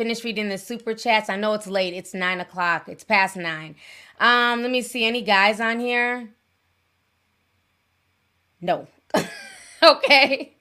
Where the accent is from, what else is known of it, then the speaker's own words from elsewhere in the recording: Minnesota, United States; I'm up here from Minnesota